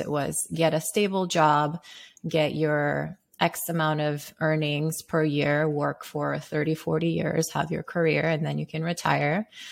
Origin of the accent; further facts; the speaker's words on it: Sierra Leone; moved away; I grew up in Sierra Leone.